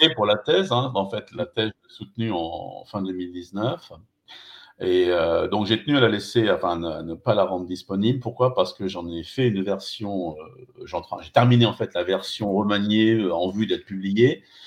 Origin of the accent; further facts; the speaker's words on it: Limoges, Nouvelle-Aquitaine, France; je suis de Limoges